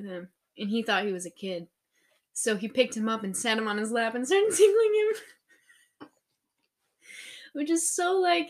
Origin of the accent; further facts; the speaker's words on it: Illinois, United States; I'm from Illinois.